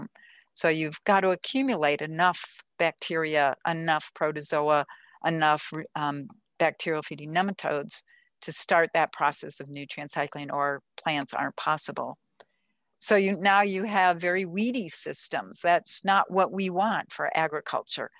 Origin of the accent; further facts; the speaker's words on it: Minnesota, United States; I grew up in Minnesota, all those lakes and forests.